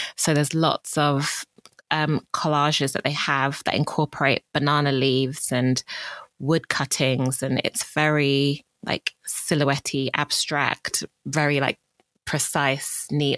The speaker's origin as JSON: {"language": "English", "town": "Bromley", "region": "London", "country": "United Kingdom", "tie": "born or raised there", "also_born_or_lived": "Greenwich", "said": "I grew up in Bromley, um, which is a neighbouring borough"}